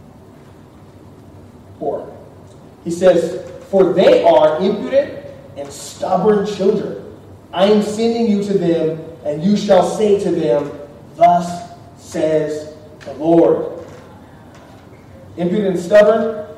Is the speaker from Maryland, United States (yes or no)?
no; Austin, Texas, United States; moved away; I'm from Austin, but I'm here